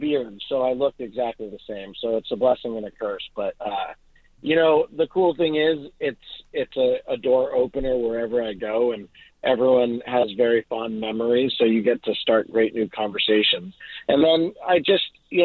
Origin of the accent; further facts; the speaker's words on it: Boston, Massachusetts, United States; now in Los Angeles, United States; I'm from Boston